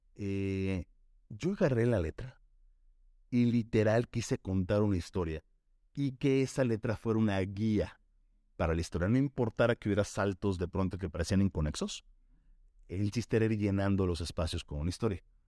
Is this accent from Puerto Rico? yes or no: no; Mexico; somos como mexicanos